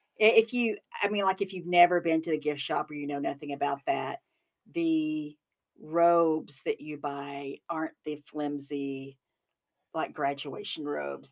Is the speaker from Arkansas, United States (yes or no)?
yes; Arkansas, United States; I'm from Arkansas